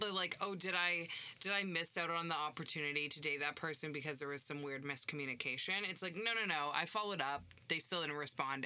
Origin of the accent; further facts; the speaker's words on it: Canada; I'm from Canada.